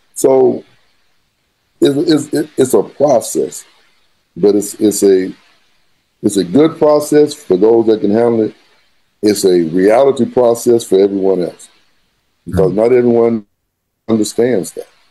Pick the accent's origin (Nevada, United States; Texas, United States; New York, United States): Texas, United States; San Angelo; moved away as an adult; also born or lived in Plano, Texas / Arkansas; I am from San Angelo, Texas, born and raised